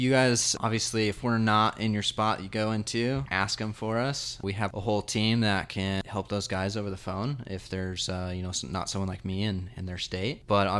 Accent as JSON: {"language": "English", "region": "Nevada", "country": "United States", "said": "We're not from Arizona. Nevada."}